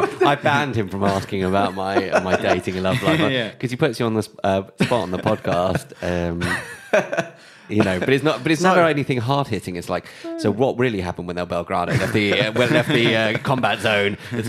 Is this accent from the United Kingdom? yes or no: yes; United Kingdom; especially being British.